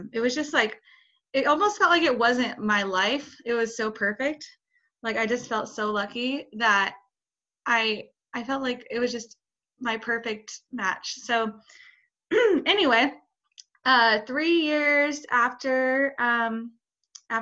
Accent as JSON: {"language": "English", "town": "Boise", "region": "Idaho", "country": "United States", "said": "I'm from Boise, Idaho"}